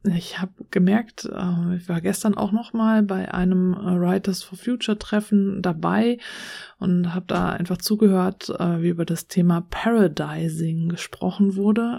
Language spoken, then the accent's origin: German; Germany; hier bei uns in Deutschland